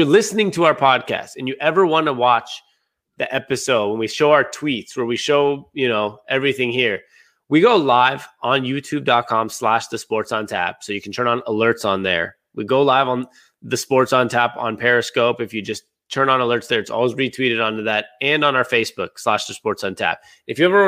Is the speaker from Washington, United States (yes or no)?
yes; Seattle, Washington, United States